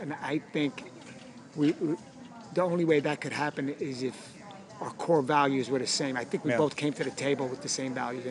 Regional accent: New York City, New York, United States; I'm from Brooklyn.

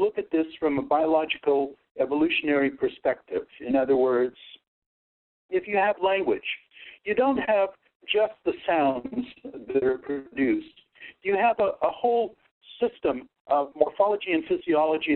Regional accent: United States; first language Russian; English is a second language; My first language that I learned to speak was Russian. And by the time that I was 5, I was fluent in Russian, and my parents moved to the United States

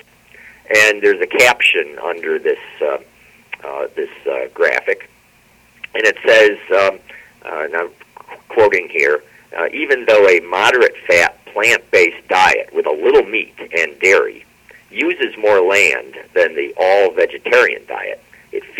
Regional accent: Binghamton, New York, United States; my hometown here, Binghamton

